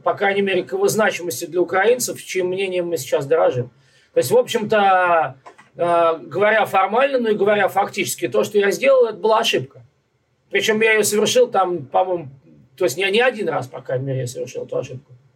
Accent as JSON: {"language": "Russian", "region": "Moscow", "country": "Russia", "moved": "yes", "lives_now": "Brooklyn, United States", "said": "Я москвич"}